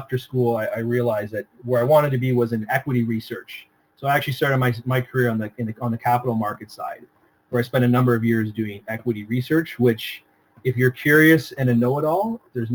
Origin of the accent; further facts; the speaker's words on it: Toronto, Ontario, Canada; I'm born and raised in Toronto